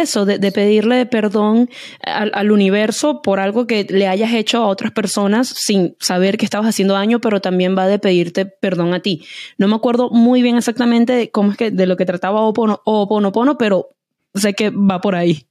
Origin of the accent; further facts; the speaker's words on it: Venezuela; como diríamos en Venezuela